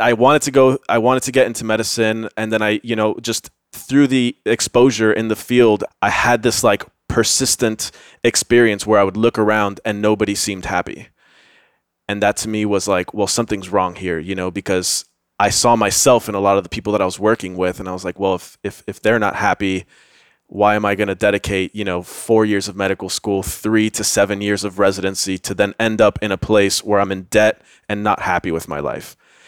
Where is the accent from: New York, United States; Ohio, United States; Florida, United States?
Florida, United States; Miami; moved away as an adult; also born or lived in Tampa; now in Austin, United States; born and raised in Miami, did grad school in Tampa, and then moved here from Tampa.